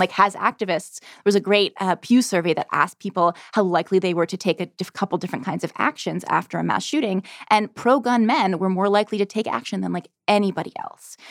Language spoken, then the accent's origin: English; Connecticut, United States; moved away; I came from Connecticut